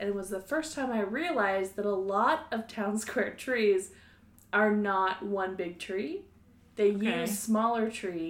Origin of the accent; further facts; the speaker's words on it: Oregon, United States; I grew up in Oregon, which is known for cutting down trees.